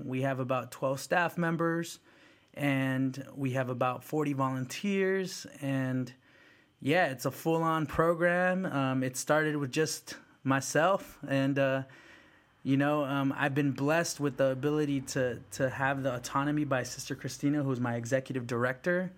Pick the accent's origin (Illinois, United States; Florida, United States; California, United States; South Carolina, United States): California, United States; South San Francisco; English is a second language; also born or lived in El Salvador; I came to the United States, Mission District, San Francisco. Um, then you know I, I was you know I, I learned English, went to went to kindergarten in South San Francisco, and uh, all middle school, high school in South City. Um, so I'm very much a Bay kid.